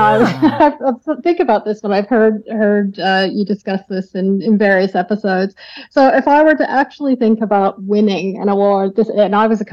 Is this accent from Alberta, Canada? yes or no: yes; Calgary, Alberta, Canada; now in Melbourne, Australia; I grew up in Canada, in the western part. So grew up in Calgary, close to the Rocky Mountains